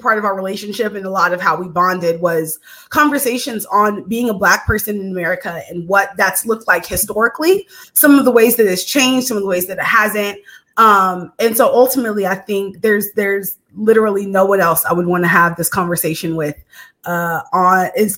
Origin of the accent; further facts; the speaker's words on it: Dallas, Texas, United States; my hometown of Dallas, Texas